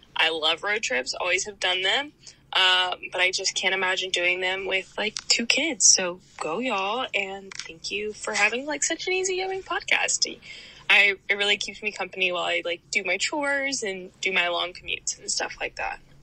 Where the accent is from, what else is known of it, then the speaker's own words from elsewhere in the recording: South Texas, United States; now in California, United States; I'm from South Texas, but I'm actually in California. I live in California now